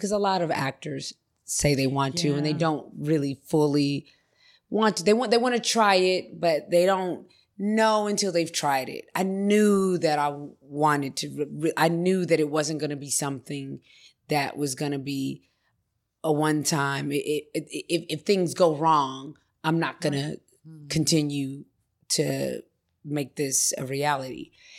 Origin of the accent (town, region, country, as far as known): Los Angeles, California, United States; born or raised there